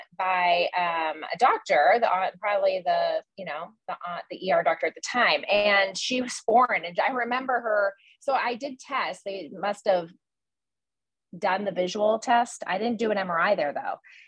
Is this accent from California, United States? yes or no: no; Erie, Pennsylvania, United States; moved away; my hometown in Erie